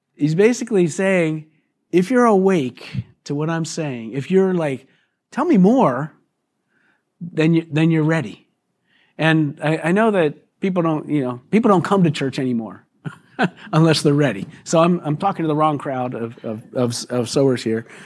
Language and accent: English; United States; us weak American Christians